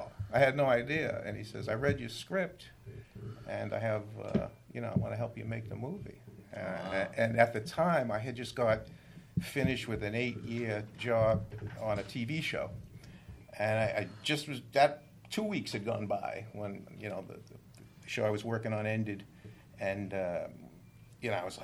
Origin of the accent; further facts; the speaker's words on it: Medford, Massachusetts, United States; I grew up in Medford, Massachusetts